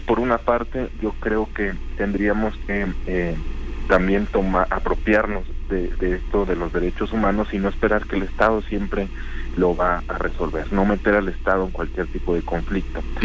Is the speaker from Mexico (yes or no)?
yes; Mexico; somos eh, mexicanas, mexicanos